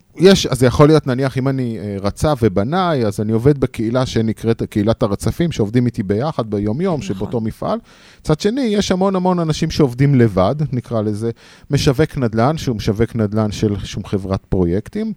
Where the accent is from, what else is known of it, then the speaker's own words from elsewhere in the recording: the Krayot, Haifa District, Israel; now in Central Israel, Israel; אני קרייתי ב-DNA שלי, גם קרייתי. אומנם אני המון שנים כבר במרכז